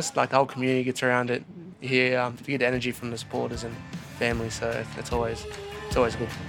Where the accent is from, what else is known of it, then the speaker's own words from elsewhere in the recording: Sydney, New South Wales, Australia; I'm Dungarty man, but born and raised in Redfern